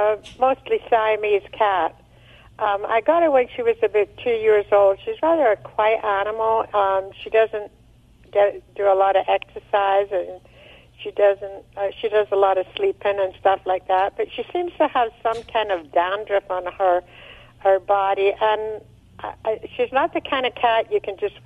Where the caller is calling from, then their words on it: San Luis Obispo, California, United States; San Luis Obispo on the Central Coast, California.